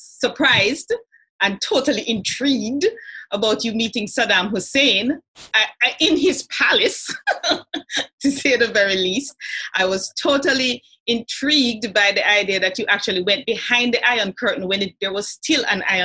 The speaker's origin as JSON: {"language": "English", "country": "Jamaica", "accent": "Patois", "first_language": "Jamaican Patois", "second_language": "English"}